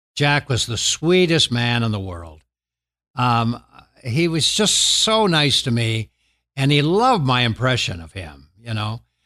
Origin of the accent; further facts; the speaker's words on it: Canada; moved away as an adult; now in United States; I'm a Canadian